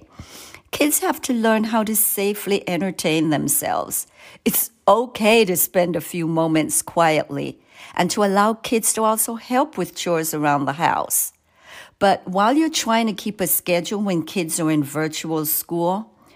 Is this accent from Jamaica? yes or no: yes; Jamaica; moved away; You can hear an accent. I grew up in Jamaica.